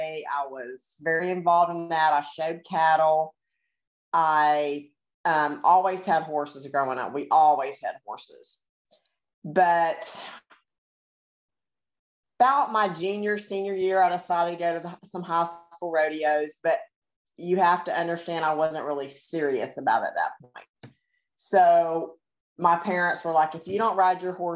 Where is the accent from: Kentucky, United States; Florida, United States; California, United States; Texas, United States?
Florida, United States; I grew up in Florida